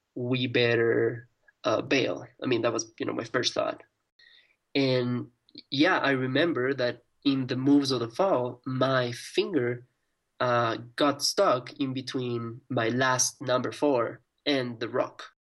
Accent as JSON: {"language": "English", "country": "Ecuador", "said": "in my country in Ecuador"}